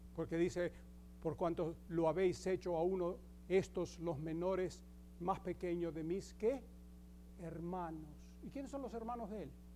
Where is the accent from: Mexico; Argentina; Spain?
Argentina; moved away as an adult; also born or lived in Greece; now in United States; Grecia fue mi cuna, la Argentina fue mi escuela y Estados Unidos es mi hogar